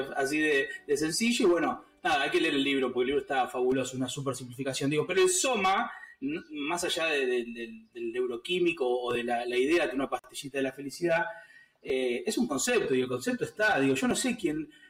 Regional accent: San Martín, Buenos Aires Province, Argentina; me crié en un barrio, me crié en San Martín

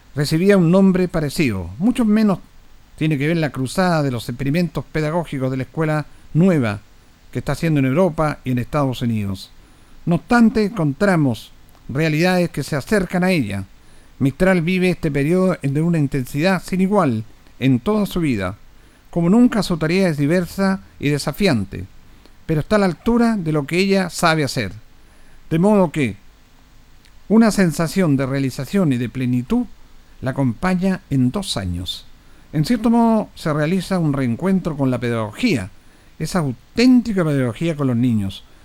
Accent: Chile; lo que somos los chilenos

